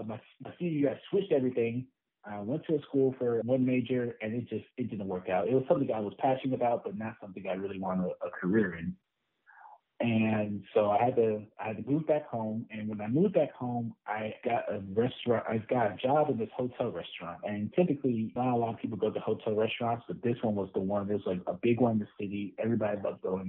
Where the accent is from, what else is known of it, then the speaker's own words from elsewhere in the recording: Mobile, Alabama, United States; moved away as an adult; also born or lived in Montgomery, Alabama; now in Birmingham, United States; I am from Mobile. Representing 251, proud Mobile native